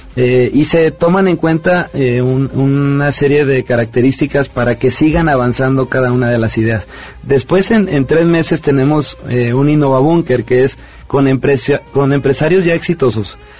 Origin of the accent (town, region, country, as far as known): Mexico